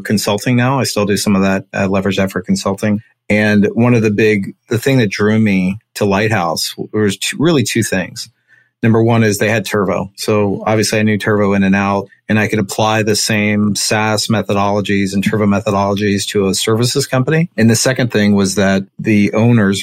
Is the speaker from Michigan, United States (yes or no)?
no; Cincinnati, Ohio, United States; I'm from Cincinnati, Ohio.